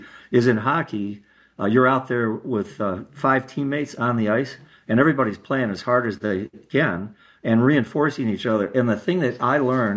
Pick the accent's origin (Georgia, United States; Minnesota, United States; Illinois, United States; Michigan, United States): Michigan, United States; Detroit; I grew up in Northwest Detroit.